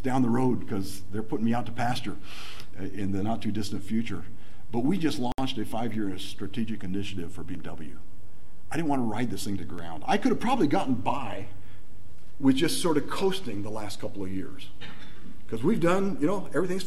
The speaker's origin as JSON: {"language": "English", "country": "Nigeria", "tie": "born or raised there", "moved": "yes", "said": "I grew up in Nigeria"}